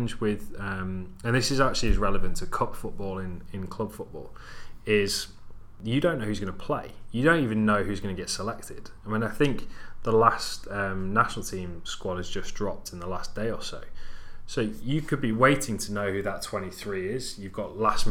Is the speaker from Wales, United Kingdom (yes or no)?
yes; Wales, United Kingdom; I'm Welsh